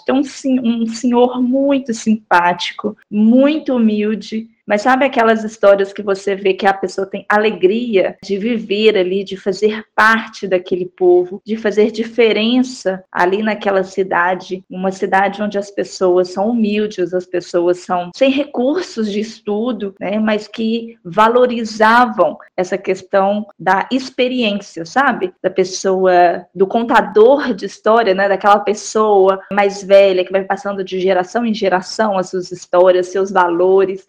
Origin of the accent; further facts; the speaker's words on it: Belo Horizonte, Minas Gerais, Brazil; Eu fui criada em Belo Horizonte, mas eu passei todas as férias né, no interior, na casa dos meus avós, no interior de Minas, em Raul Soares.